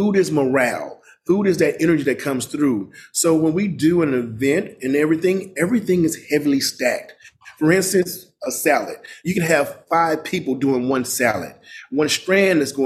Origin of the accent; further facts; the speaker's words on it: Mississippi, United States; also born or lived in Los Angeles; now in Washington, D.C., United States; growing up in Mississippi